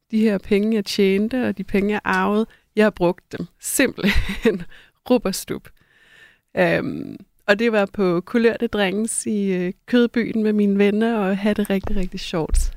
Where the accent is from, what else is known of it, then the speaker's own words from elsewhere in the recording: North Jutland, Denmark; Da jeg voksede op, jeg er fra Nordjylland og voksede op med øh, en øh, mor